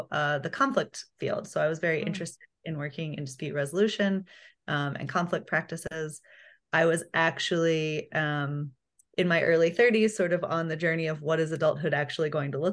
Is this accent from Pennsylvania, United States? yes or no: no; Atlanta, Georgia, United States; moved away as an adult; also born or lived in Berkeley, California; now in Austin, United States; I grew up in Atlanta, Georgia